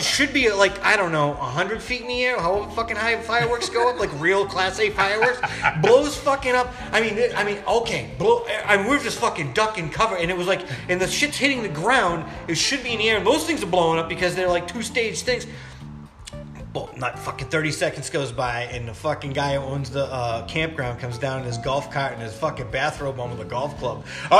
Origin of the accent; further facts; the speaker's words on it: Massachusetts, United States; we're from Massachusetts